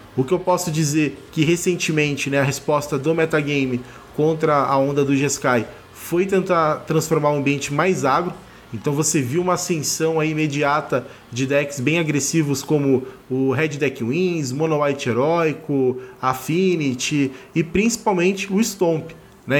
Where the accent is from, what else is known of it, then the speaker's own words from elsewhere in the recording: Rio de Janeiro, Brazil; now in Barueri, Brazil; sou carioca, moro em Barueri, São Paulo